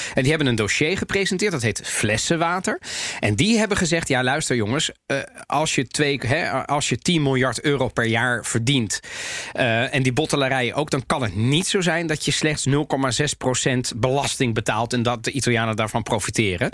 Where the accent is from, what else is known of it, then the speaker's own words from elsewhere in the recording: The Hague, South Holland, Netherlands; ik ben geboren en getogen in Den Haag.